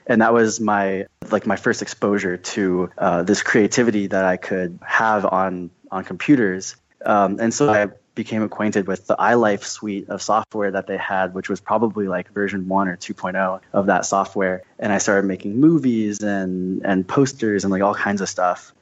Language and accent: English; Scottsdale, Arizona, United States; I'm from Scottsdale, Arizona